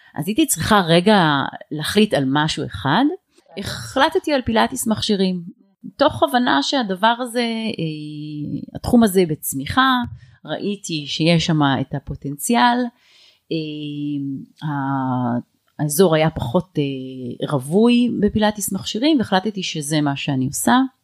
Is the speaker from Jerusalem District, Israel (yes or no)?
no; HaZorea, Northern District, Israel; גדלתי בקיבוץ הזורע, אה, רוב הילדות שלי הייתי שם